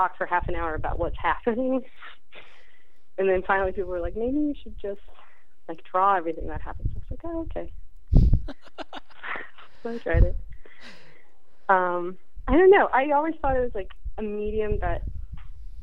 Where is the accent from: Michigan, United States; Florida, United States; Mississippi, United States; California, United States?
Florida, United States; West Palm Beach; moved away; I grew up in West Palm Beach, Florida